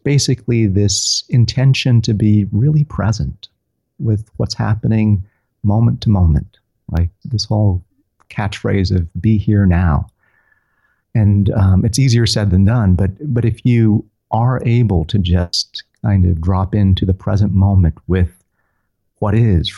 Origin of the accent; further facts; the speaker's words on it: Tennessee, United States; I'm from Tennessee